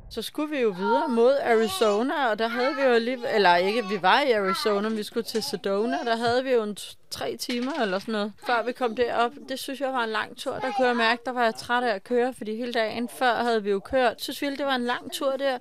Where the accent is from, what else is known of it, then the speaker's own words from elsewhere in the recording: Denmark; hjemme i Danmark